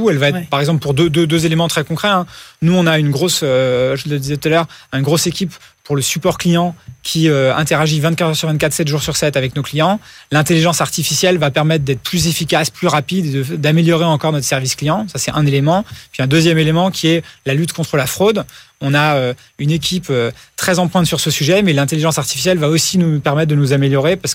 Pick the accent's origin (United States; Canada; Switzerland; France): United States; Moi, j'ai grandi aux États-Unis et vraiment là-bas, tout était digitalisé. Il n'y avait aucune démarche qui se faisait par la poste.